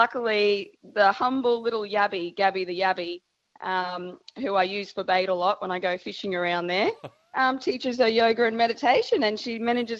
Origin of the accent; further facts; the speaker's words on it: Mackay, Queensland, Australia; moved away; I'm originally from Mackay